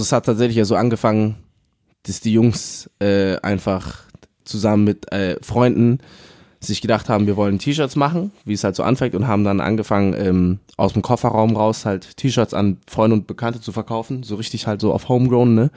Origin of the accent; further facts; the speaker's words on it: Munich, Bavaria, Germany; ich bin aus München.